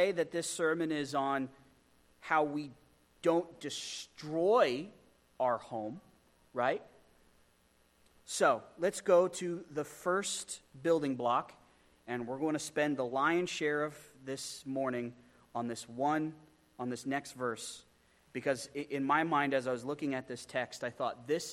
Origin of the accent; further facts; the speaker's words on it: Pennsylvania, United States; I grew up in Pennsylvania